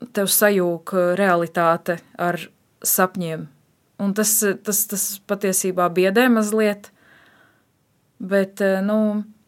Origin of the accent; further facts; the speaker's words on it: Dobele, Dobele Municipality, Latvia; also born or lived in Riga; es esmu dzimusi un augusi Dobelē